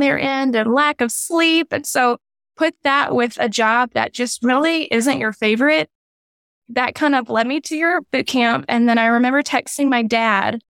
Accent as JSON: {"language": "English", "region": "Louisiana", "country": "United States", "also_born_or_lived": "Waco", "moved": "as an adult", "lives_now": "Texas, United States", "said": "He's made me a Texan, even though I'm from Louisiana"}